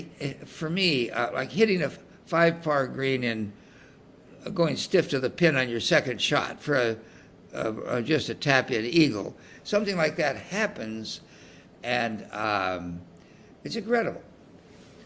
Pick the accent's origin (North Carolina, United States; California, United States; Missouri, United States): California, United States; Salinas; growing up in Salinas, California